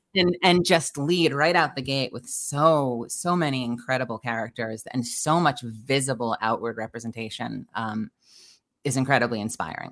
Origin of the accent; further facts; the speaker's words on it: United States; also born or lived in Dallas; now in Los Angeles, United States; I'm originally from New York